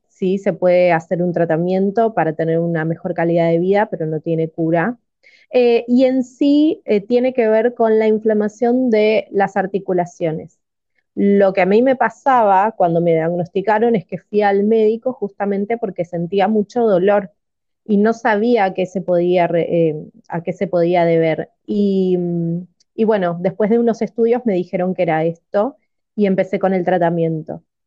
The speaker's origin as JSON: {"language": "Spanish", "town": "Máximo Paz", "region": "Buenos Aires Province", "country": "Argentina", "said": "vivo en Buenos Aires, Argentina, en un pueblito que se llama Máximo Paz, que está bastante alejado"}